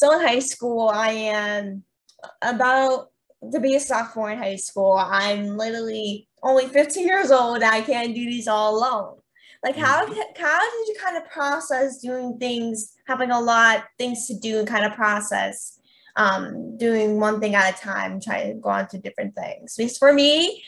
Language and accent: English; Pennsylvania, United States; I'm from Pennsylvania